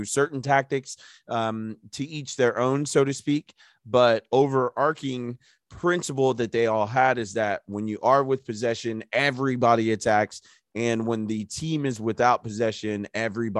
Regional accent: United States; me being an American

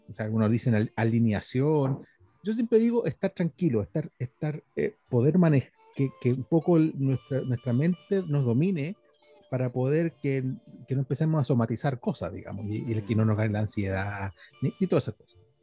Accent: Chile

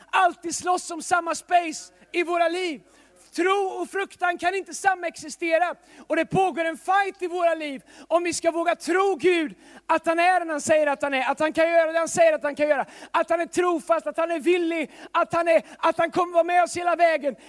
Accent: Tidaholm, Västra Götaland, Sweden; now in Stockholm, Sweden; Tidaholm där jag kommer ifrån

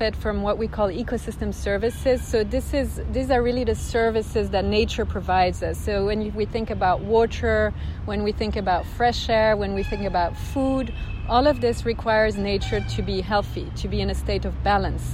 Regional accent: Switzerland; moved away as an adult; also born or lived in United Kingdom / United States; I grew up in Switzerland, and I would say I spend half of my time in the mountains

